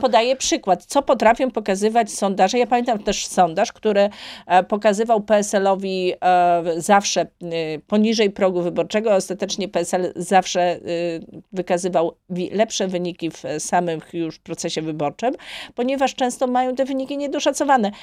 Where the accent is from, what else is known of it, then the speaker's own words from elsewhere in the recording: Gniezno, Greater Poland, Poland; do mojego rodzinnego miasta, do Gniezna